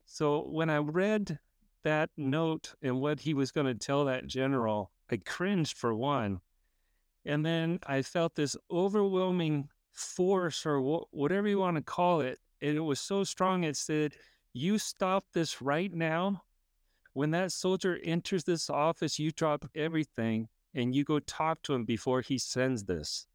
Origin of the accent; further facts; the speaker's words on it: California, United States; I grew up in California